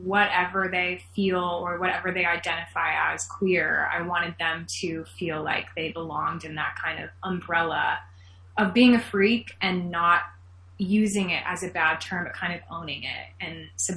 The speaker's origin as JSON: {"language": "English", "town": "Phoenix", "region": "Arizona", "country": "United States", "tie": "born or raised there", "said": "my hometown of Phoenix, Arizona"}